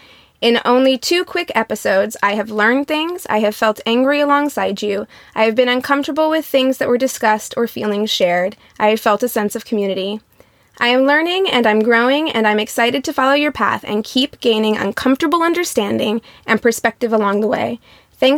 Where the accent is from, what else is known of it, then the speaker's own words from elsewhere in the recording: Midwest, United States; now in Los Angeles, United States; I grew up in the Midwest, but I went to a very large public high school and was always around diversity. So much so that when I moved to LA in the Valley, I was like, where are all the black people?